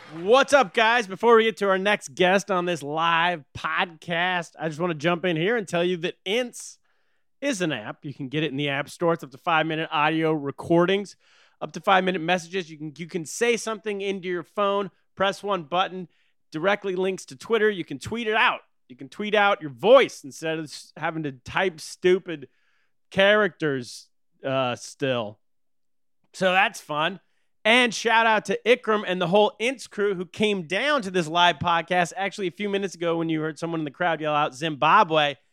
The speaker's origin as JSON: {"language": "English", "country": "United States", "also_born_or_lived": "China", "said": "This has been drilled into me as an American"}